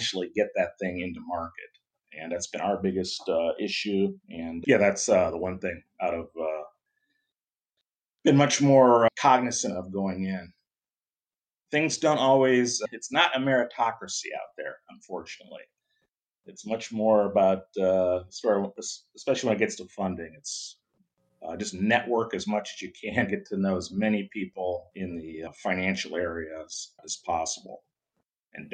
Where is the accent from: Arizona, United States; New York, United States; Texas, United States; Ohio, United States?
Ohio, United States; moved away as an adult; now in Southern California, United States; I grew up in Ohio, went to Ohio State University, chemical engineering.